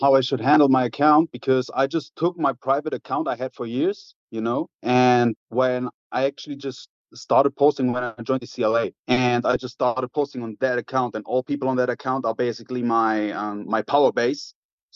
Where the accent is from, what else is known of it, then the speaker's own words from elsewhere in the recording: Germany; English is a second language; I'm from Germany